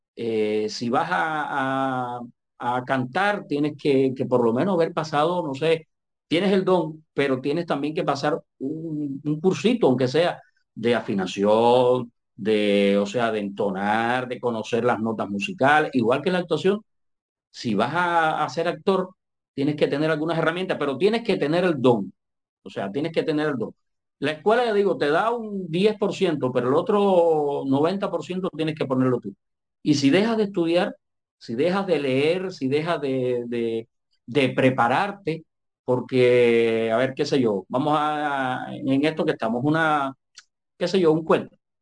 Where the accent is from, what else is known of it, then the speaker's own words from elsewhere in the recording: Manzanillo, Granma, Cuba; nací en, en, la ciudad de Manzanillo, en Granma, eh, allá cuando tenía 12 años del siglo pasado. Eh, comencé, comencé como locutor ahí